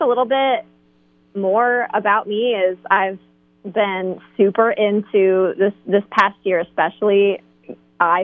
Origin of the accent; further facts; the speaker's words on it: Fort Wayne, Indiana, United States; I grew up in the Fort Wayne area in Indiana.